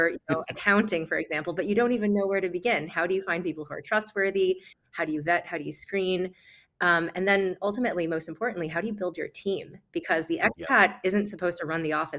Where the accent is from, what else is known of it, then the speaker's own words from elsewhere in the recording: West Bloomfield, Michigan, United States; moved away; also born or lived in Lubbock, Texas; I grew up in West Bloomfield, Michigan, and also in Lubbock, Texas.